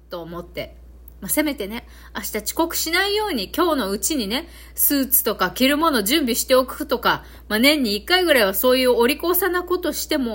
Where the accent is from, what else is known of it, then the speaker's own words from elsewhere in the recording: Okinawa, Japan; accent: Okinawan dialect mixed with Kansai; うちなんちの私からしてみるとね